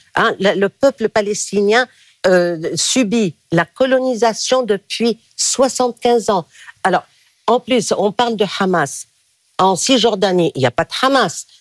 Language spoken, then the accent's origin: French; Lebanon; now in France; Je suis libanaise